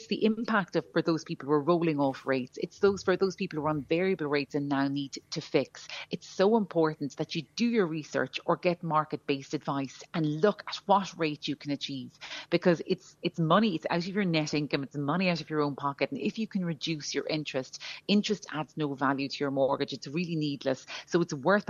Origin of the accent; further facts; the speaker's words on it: Ireland; as Irish people